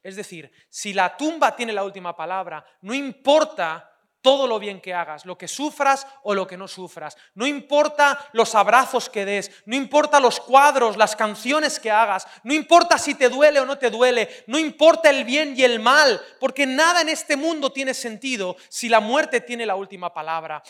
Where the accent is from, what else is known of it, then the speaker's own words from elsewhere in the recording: Valencian Community, Spain; soy valenciano